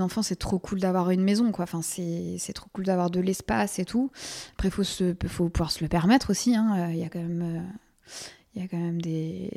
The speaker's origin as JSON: {"language": "French", "town": "Versailles", "region": "Île-de-France", "country": "France", "tie": "born or raised there", "also_born_or_lived": "Paris", "lives_now": "Colombes, France", "said": "j'ai grandi à Versailles, mais j'ai vécu très, très, très longtemps à Paris"}